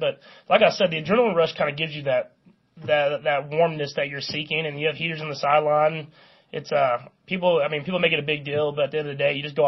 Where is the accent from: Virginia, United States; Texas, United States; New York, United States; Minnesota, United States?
Texas, United States; moved away as an adult; now in Kansas City, United States; I grew up in Texas